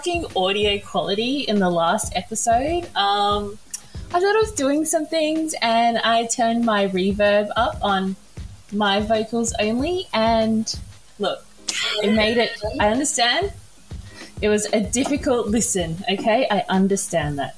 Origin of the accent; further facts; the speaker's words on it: South Australia, Australia; I'm South Australian.